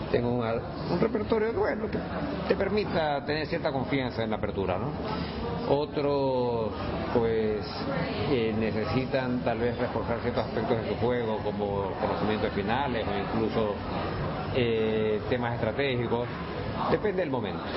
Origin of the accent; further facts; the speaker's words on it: Ecuador; now in Andalusia, Spain; estoy a gusto en Andalucía y no, soy ecuatoriano de pura cepa, sí.